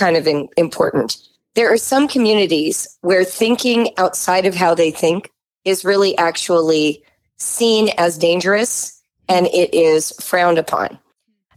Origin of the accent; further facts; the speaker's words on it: Southern California, United States; I was growing up in Southern California in the 1960s and 70s.